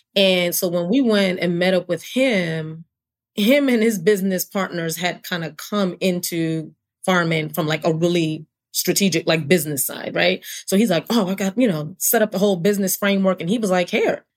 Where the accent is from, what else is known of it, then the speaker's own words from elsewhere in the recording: New York City, New York, United States; also born or lived in Brooklyn / Hartford, Connecticut / New London, Connecticut; now in Atlanta, United States; I was born and raised in New York City, born in Brooklyn, grew up in Queens